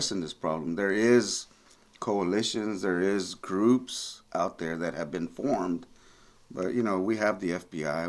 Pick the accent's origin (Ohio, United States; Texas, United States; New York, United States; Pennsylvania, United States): Texas, United States; East; also born or lived in McAllen, Texas; this is my hometown. I'm from this area